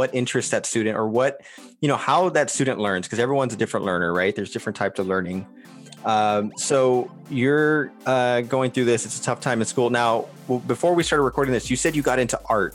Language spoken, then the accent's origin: English; Texas, United States; I grew up in a border town here in Texas